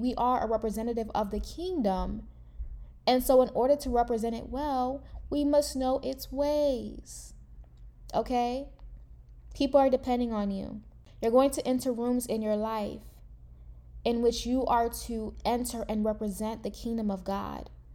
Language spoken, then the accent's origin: English; United States; I am a first generation American, meaning that I, from my family, is the first one actually born in the United States